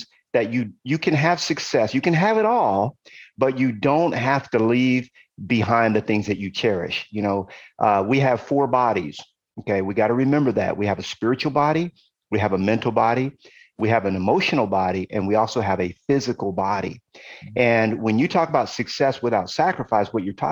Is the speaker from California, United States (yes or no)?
yes; Compton, California, United States; also born or lived in Brooklyn, New York / Ohio; we ended up moving to California. Why? Because my uncle was in California and my mom wanted to be close to her brother. And so my mom found the cheapest place she could find in California. It was a tiny little city in Los Angeles called Compton